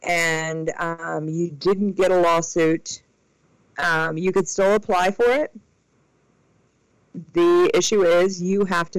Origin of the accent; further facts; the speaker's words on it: Indiana, United States; I helped work on the legislation to pass compensation in my home state